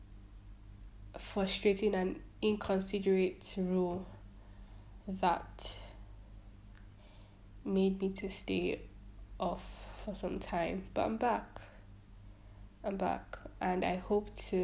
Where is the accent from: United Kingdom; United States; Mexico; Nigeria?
Nigeria; I am a Nigerian